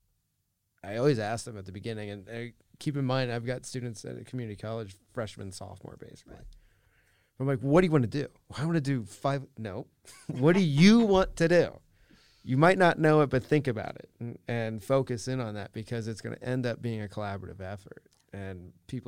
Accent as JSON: {"language": "English", "town": "Fort Wayne", "region": "Indiana", "country": "United States", "tie": "born or raised there", "said": "I was the kid from Fort Wayne, Indiana"}